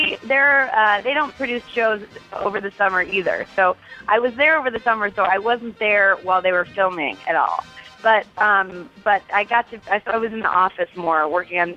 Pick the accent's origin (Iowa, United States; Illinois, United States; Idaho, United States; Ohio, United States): Ohio, United States; Cleveland; I'm from Cleveland